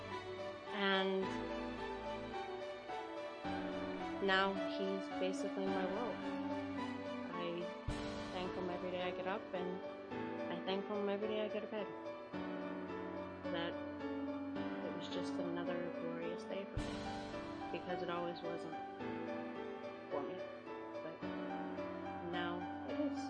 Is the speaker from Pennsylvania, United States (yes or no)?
yes; Pittsburgh, Pennsylvania, United States; I was raised in Crafton Ingram in Pittsburgh